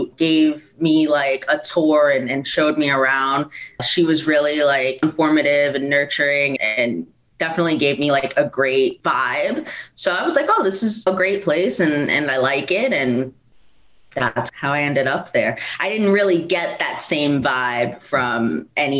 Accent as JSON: {"language": "English", "region": "South Florida", "country": "United States", "tie": "born or raised there", "moved": "as an adult", "lives_now": "New York, United States", "said": "I was born in New York and I moved to Florida at a young age, and I was raised almost entirely in South Florida"}